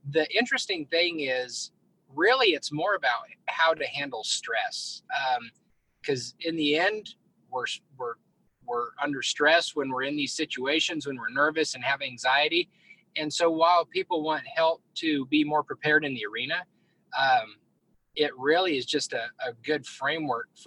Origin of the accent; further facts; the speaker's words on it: Colorado, United States; I grew up in Northeast Colorado, came to Texas, um, went to school down here